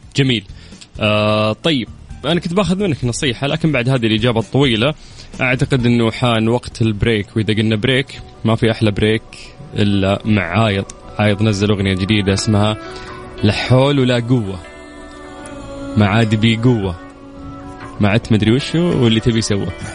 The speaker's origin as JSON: {"language": "Arabic", "town": "Qiya", "region": "Makkah Province", "country": "Saudi Arabia", "tie": "born or raised there", "moved": "yes", "said": "رحت ديرتي رحت قيا"}